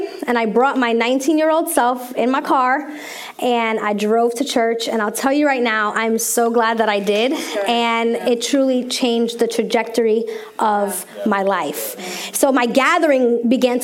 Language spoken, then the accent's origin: English; New York, United States; moved away as an adult; now in Maryland, United States; I'm from New York, New Yorkerican